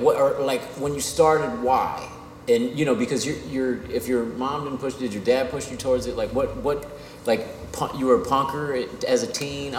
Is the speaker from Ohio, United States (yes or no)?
yes; Cincinnati, Ohio, United States; moved away as an adult; also born or lived in Oakland / Berkeley; I'm from Cincinnati